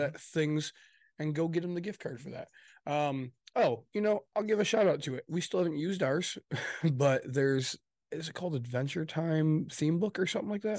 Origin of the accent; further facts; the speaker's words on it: Midwest, United States; also born or lived in Michigan; we're from the Midwest, for those listening, we're, we're in Michigan.